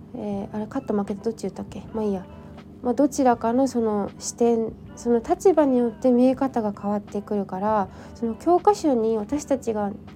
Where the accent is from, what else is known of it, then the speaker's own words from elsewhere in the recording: Yokohama, Kanagawa, Japan; 私の地元も結構、ま自然がいっぱいなんですけど横浜にしてはね